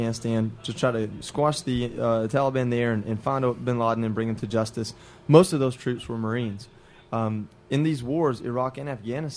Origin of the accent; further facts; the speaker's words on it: Georgia, United States; now in Austin, United States; I'm from Georgia